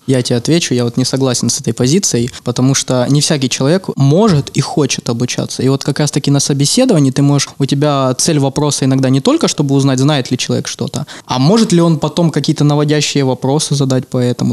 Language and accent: Russian; Ukraine; я украинец, потому что культура сформировалась украинская